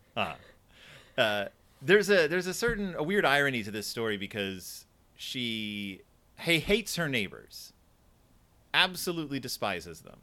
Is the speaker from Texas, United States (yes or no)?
yes; Houston, Texas, United States; I am from Houston, Texas